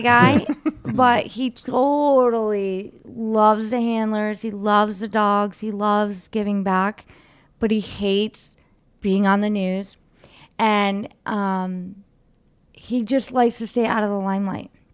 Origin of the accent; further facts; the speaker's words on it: Cleveland, Ohio, United States; in Cleveland because that's uh, like where we're from